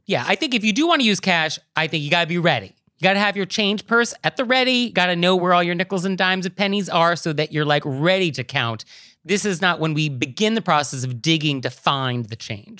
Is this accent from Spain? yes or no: no; West Coast, United States; born or raised there; now in New York City, United States